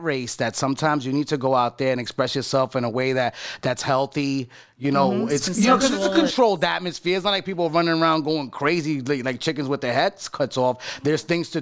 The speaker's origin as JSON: {"language": "English", "region": "New York", "country": "United States", "tie": "born or raised there", "said": "I grew up in New York"}